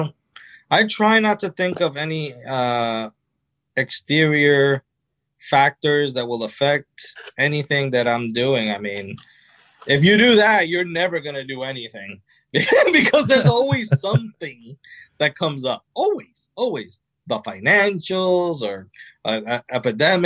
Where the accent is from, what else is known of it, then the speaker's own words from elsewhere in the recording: New Jersey, United States; I was born in New Jersey